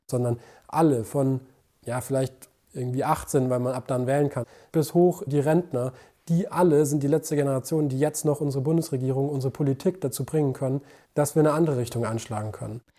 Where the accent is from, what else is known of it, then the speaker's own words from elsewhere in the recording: Gaimersheim, Bavaria, Germany; moved away as an adult; also born or lived in Regensburg; Ich bin geboren in Geimersheim bei Ingolstadt in der Nähe.